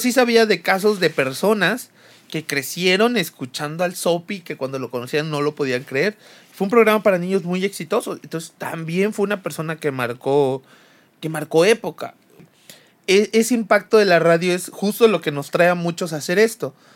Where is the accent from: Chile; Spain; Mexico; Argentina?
Mexico; Chiapas; todos crecimos, al menos en Chiapas